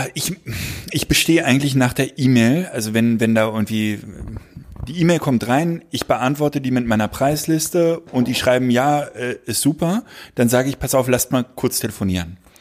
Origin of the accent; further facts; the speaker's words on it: Berlin, Germany; ich bin ja Berliner und ich bin auch in der Nähe eines ähm, einer Siedlung, einer, eines Ghettos groß geworden